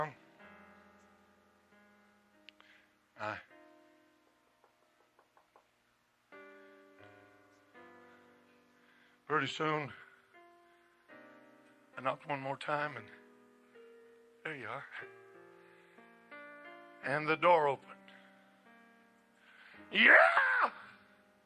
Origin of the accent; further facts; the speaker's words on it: Colorado, United States; moved away; I was born and raised in Colorado